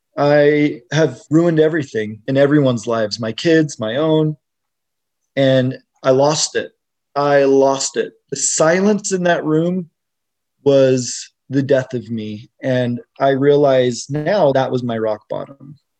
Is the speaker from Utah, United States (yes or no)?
yes; Utah, United States; I grew up here in Utah